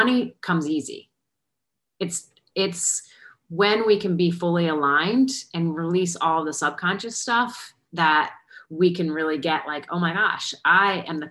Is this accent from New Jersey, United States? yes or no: yes; New Jersey, United States; now in Charlotte, United States; I am calling in from Charlotte, North Carolina, but I'm originally from Jersey